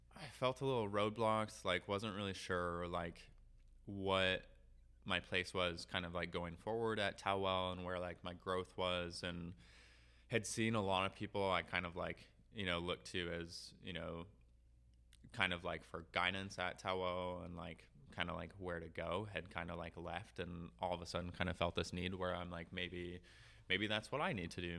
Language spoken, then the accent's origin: English; Duluth, Minnesota, United States; now in South Dakota, United States; Duluth, Minnesota. Like I grew up on the North Shore, at least like my childhood on the North Shore